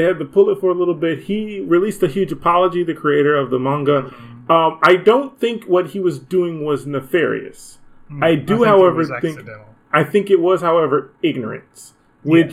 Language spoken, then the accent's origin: English; United States; I'm American